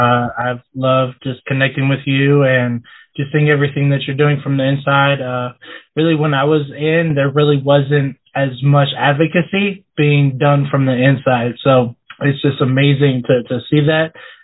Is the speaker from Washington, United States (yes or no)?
yes; Washington, United States; now in Pennsylvania, United States; So I actually grew up in Washington, and so that's really where I consider home. But now I've lived in Pennsylvania since 2014.